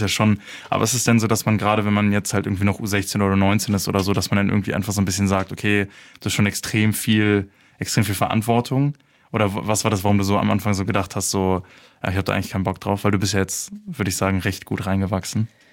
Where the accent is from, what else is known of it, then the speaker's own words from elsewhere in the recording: Berlin, Germany; ich komme aus Berlin